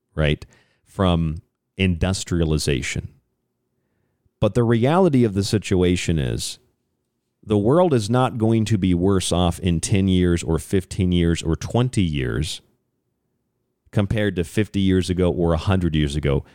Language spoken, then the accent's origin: English; St. Petersburg, Florida, United States; I grew up in Saint Petersburg, Florida, so right on the beach